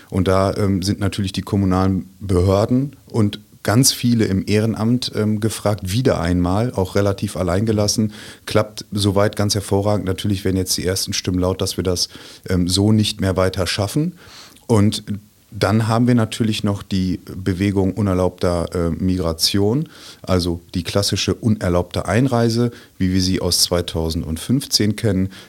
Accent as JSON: {"language": "German", "town": "Münster", "region": "North Rhine-Westphalia", "country": "Germany", "said": "Ich komme aus Münster im wunderschönen Münsterland und habe da mit meiner wunderbaren Familie ein kleines Einfamilienhäuschen."}